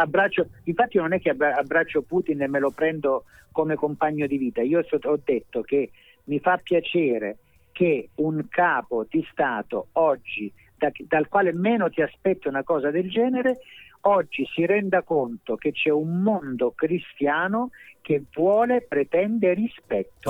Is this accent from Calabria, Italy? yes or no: yes; Calabria, Italy; io sono calabrese, so grasso, so giornalista